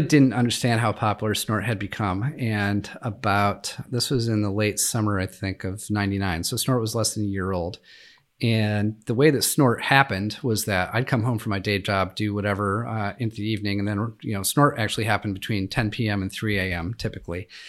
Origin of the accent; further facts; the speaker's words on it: Western New York, United States; I grew up in Western New York